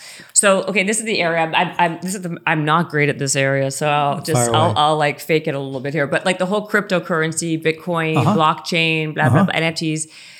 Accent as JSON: {"language": "English", "town": "Toronto", "region": "Ontario", "country": "Canada", "said": "I'm Canadian too. So yeah, from Toronto."}